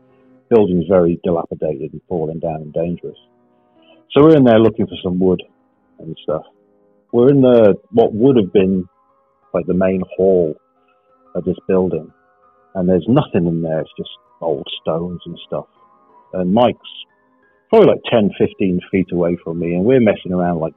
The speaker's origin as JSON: {"language": "English", "region": "Wales", "country": "United Kingdom", "tie": "born or raised there", "said": "I grew up in Wales, which is a part of the UK"}